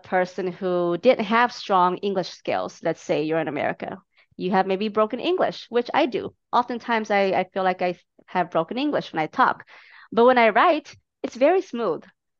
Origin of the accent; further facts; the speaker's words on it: Minneapolis, Minnesota, United States; my hometown, Minneapolis